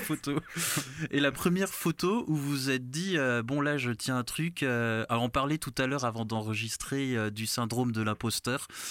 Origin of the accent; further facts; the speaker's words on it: Alsace, Grand Est, France; also born or lived in Benin; chez moi en Alsace